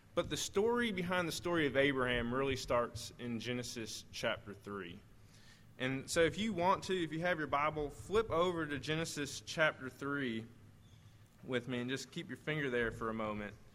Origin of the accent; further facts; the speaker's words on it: southern Missouri, United States; moved away; I actually did most of my growing up in Missouri, like southern Missouri.